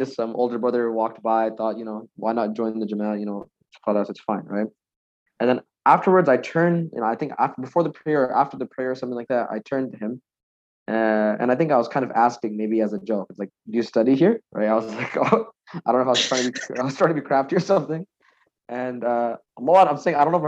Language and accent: English; Bangladesh; now in Canada; I'm from Bangladesh